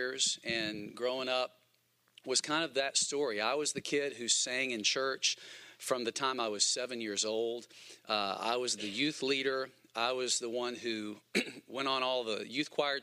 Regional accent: Huntsville, Alabama, United States; moved away as an adult; also born or lived in Birmingham, Alabama; I grew up in Huntsville, but I moved to Birmingham to go to Bible college at Southeastern Bible College

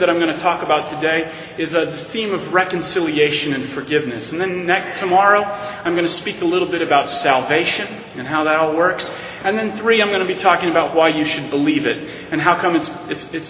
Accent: Arizona, United States; moved away as an adult; also born or lived in Navajo Nation, Arizona / Yuma, Arizona; now in New York City, United States; I come from originally from Arizona and the Navajo Indian Reservation. That's where I lived for 8 years

